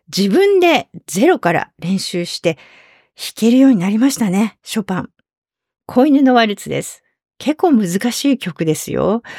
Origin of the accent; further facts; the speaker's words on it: Fukui, Japan; 当時私の行っていた高校の吹奏楽部が地元福井県の代表に選ばれることが多くて